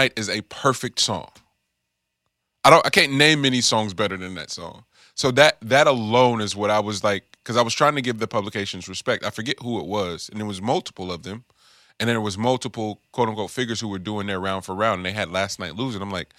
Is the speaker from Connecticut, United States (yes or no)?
no; the Bay Area, California, United States; I'm from the Bay.